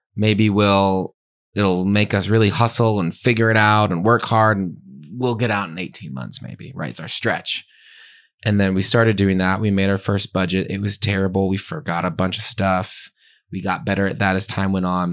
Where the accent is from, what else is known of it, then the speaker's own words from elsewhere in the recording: Pennsylvania, United States; I grew up in Pennsylvania, church going, family going to Mass